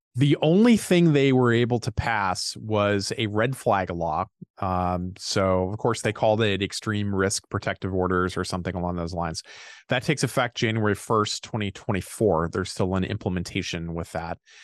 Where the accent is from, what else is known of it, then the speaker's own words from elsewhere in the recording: Indiana, United States; moved away as an adult; now in Minnesota, United States; I'm from Indiana originally